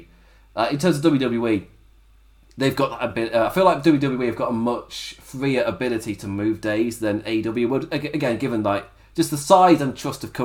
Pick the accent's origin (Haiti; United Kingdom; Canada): United Kingdom; England; I'm English as well